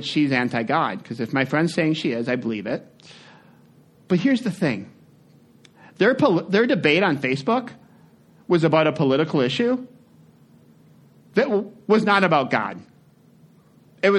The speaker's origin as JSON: {"language": "English", "country": "United States", "said": "we're American"}